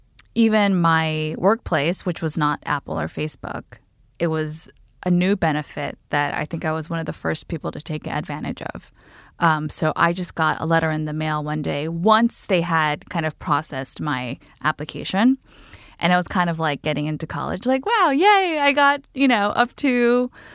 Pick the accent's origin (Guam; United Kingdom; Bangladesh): Guam; now in New York City, United States; I am a 33-year-old single woman in New York City. I grew up on Guam